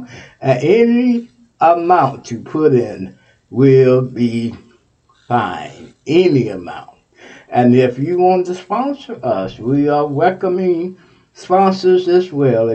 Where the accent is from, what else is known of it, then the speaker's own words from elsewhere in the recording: Texas, United States; That's my home state, Texas